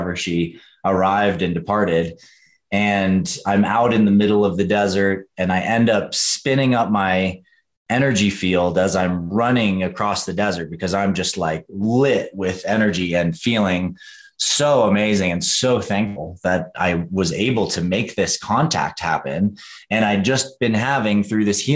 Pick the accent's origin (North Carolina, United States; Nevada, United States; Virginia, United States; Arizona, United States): North Carolina, United States; Western; I grew up in Western North Carolina